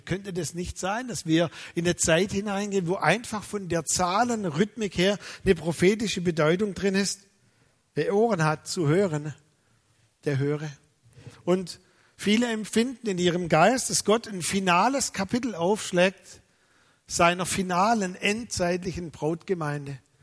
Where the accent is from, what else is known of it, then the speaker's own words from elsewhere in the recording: Germany; als Deutsche